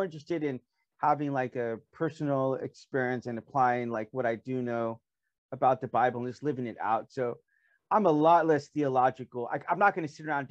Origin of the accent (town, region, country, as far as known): United States; moved away as an adult; now in South Korea